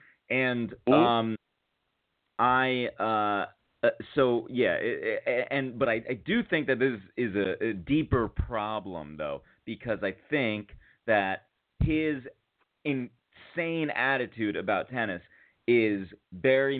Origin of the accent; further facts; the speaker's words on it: New Haven, Connecticut, United States; now in New York, United States; growing up in New Haven, go play at Cross, go play at Edgewood